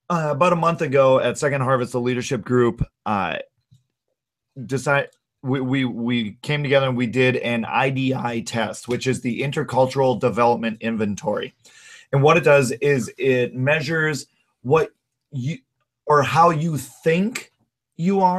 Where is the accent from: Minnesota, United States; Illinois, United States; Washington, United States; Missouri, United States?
Minnesota, United States; Josh, you grew up in California. I grew up in Minnesota.